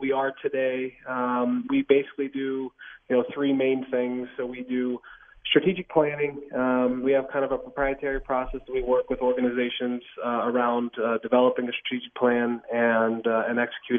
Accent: Pittsburgh, Pennsylvania, United States; moved away as an adult; now in Kansas City, United States; growing up in Pittsburgh, I'm son of a high school football coach

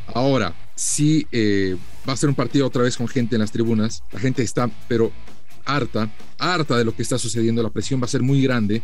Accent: Bolivia; como todo boliviano

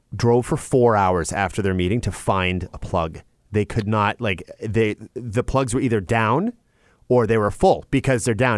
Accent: Chatham, Ontario, Canada; my hometown of, of Chatham, Ontario.

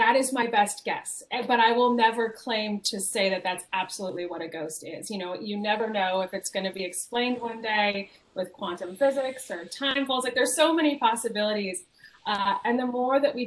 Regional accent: Alameda, California, United States; the house that I grew up in Alameda, California

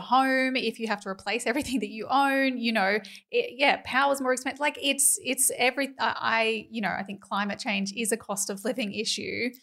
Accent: Queensland, Australia; as a Queenslander

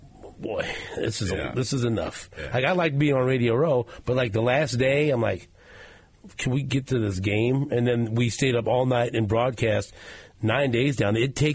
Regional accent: Kansas City, Missouri, United States; Nate and I growing up in Kansas City

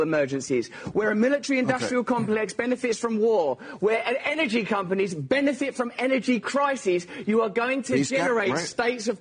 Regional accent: England, United Kingdom; I'm English

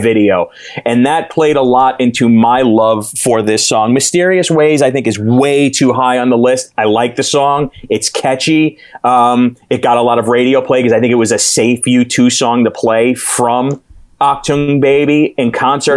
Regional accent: New York City, New York, United States; We're from New York City

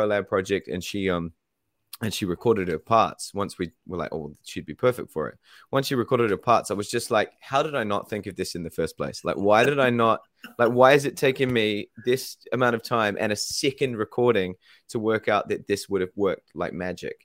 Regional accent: New Zealand

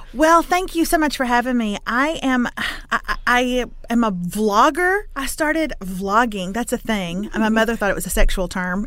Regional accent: Lufkin, Texas, United States; I'm from Lufkin, which is in East Texas, town of about 40,000

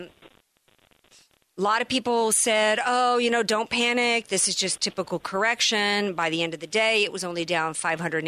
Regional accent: New Orleans, Louisiana, United States; now in San Diego, United States; we were talking about my hometown. We were talking about NOLA and Katrina.

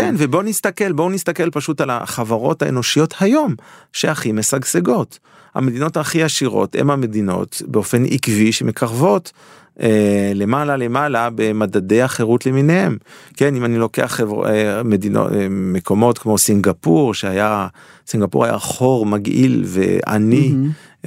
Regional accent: Geneva, Switzerland; now in Israel; אני גדלתי בז'נבה

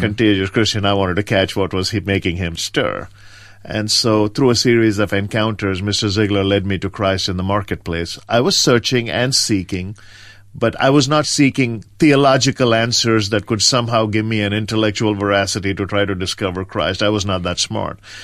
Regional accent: India; moved away; I grew up in rural India on the east coast, uh, a small town between Madras

